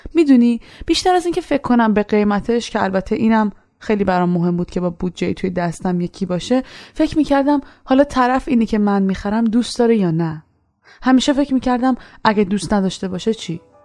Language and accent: Persian; Iran; moved away as an adult; من از ایران به خاطر اعتقاداتم اومدم بیرون